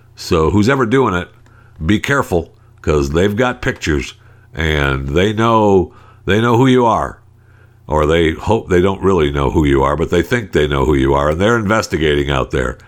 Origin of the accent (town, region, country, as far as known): United States